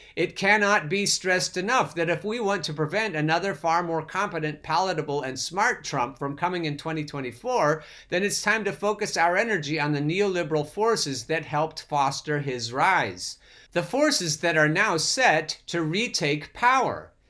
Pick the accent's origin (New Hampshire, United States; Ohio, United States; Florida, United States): Ohio, United States; Columbus; I'm from Columbus.